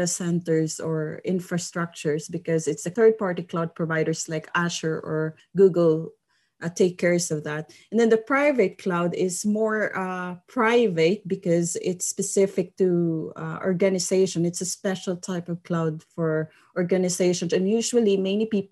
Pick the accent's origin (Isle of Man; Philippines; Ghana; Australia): Philippines; moved away as an adult; now in Sundsvall, Sweden; I am originally from the Philippines